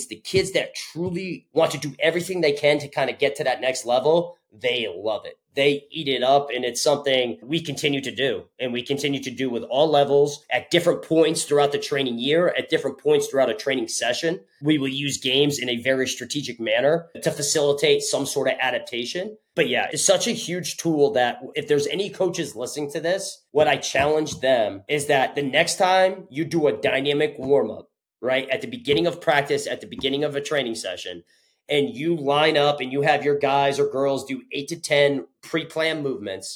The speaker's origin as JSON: {"language": "English", "region": "Connecticut", "country": "United States", "tie": "born or raised there", "said": "originally, I'm from Connecticut. So I grew up about 25 minutes south from Storrs, where UConn is"}